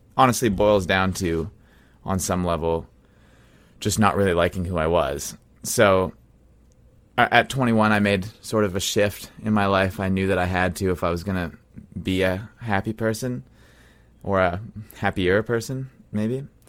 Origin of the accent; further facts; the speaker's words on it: Brandon, Manitoba, Canada; now in Winnipeg, Canada; I grew up in Brandon, Manitoba